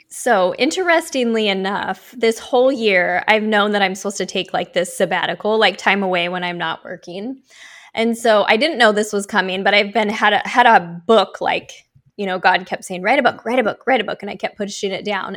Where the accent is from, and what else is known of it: Oregon, United States; born or raised there; now in Miami Beach, United States